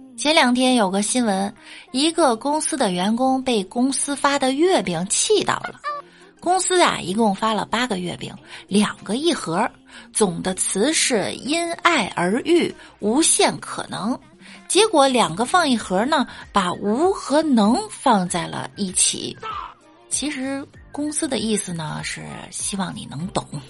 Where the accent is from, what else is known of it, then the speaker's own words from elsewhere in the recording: northern China, China; moved away; 我作为北方人